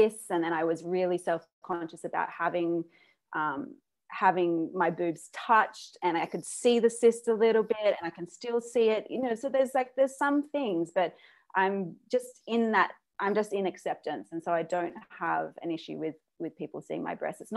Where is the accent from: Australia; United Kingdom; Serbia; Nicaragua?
Australia; moved away; I grew up in Australia